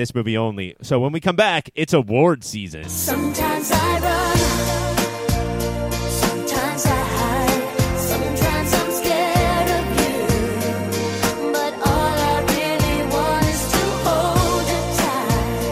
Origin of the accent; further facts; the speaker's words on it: Southern California, United States; I am from Southern California